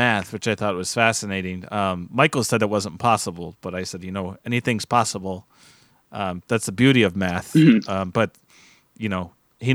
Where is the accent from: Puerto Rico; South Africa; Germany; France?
Germany; English is a second language; now in United States; You don't follow, I come from Germany.